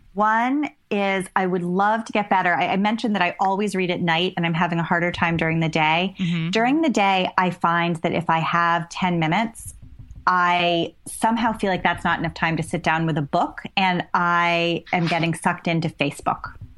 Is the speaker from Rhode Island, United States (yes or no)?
yes; Rhode Island, United States; I grew up in Rhode Island, mm-hmm. and I still consider myself a New Englander.